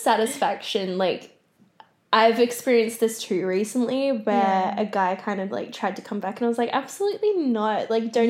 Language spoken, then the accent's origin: English; South Gippsland, Victoria, Australia; Like, I grew up in South Gippsland and stuff.